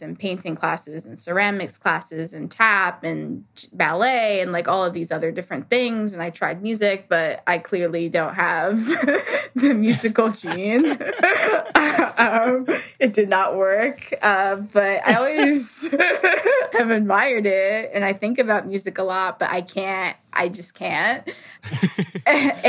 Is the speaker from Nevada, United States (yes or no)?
no; New York City, New York, United States; also born or lived in Harlem, New York; I grew up in New York. I was born in Harlem, and I grew up in the South Bronx, but I lived in Harlem until I was 5.